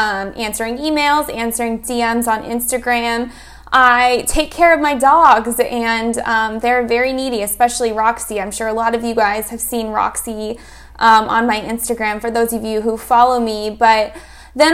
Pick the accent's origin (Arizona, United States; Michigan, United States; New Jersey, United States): Arizona, United States; I'm actually from Arizona. I was born and raised here